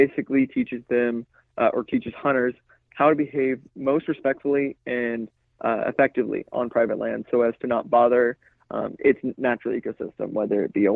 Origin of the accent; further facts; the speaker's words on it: Edmond, Oklahoma, United States; I'm originally from Edmond, Oklahoma